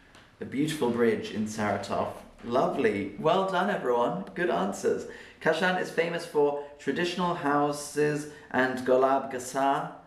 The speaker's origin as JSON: {"language": "English", "town": "Oxford", "region": "South East England", "country": "United Kingdom", "tie": "born or raised there", "also_born_or_lived": "London", "said": "For me, I was born in London, but I spent my childhood in Oxford."}